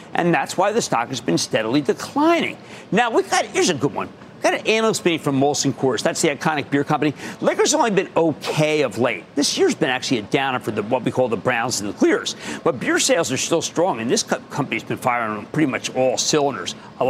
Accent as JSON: {"language": "English", "region": "New Jersey", "country": "United States", "said": "Hey, how about we go to Marvin in my home state of New Jersey?"}